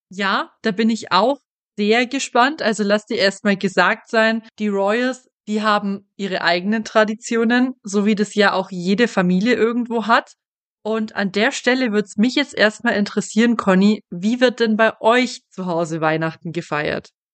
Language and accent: German; Germany; hier bei uns in Deutschland